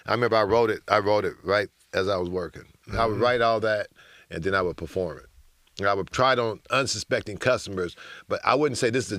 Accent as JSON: {"language": "English", "town": "Oakland", "region": "California", "country": "United States", "tie": "born or raised there", "also_born_or_lived": "Los Angeles", "moved": "as an adult", "said": "I came from Oakland."}